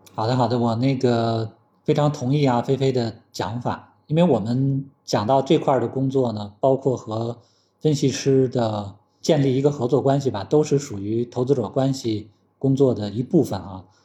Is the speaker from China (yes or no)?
yes; China; 因为我们现在中国已经有很多行业是我们更领先